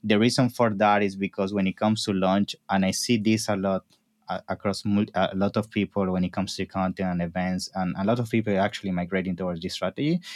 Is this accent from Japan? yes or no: no; Venezuela; moved away as an adult; also born or lived in Naples, Italy / New York, United States / Toronto, Canada; now in London, United Kingdom; Yes, I was born in Italy, in Naples, when I was around three, my family, eh, moved for business purposes to Venezuela.